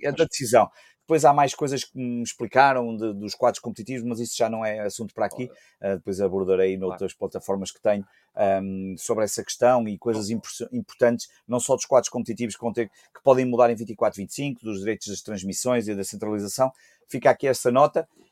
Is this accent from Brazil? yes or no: no; Porto, Norte, Portugal; somos do Porto e somos do Sporting, do Porto Cidade